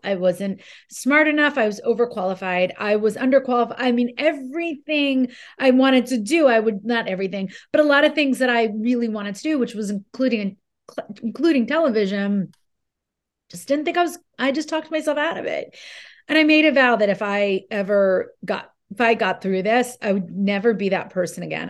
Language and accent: English; New Jersey, United States; I'm from Jersey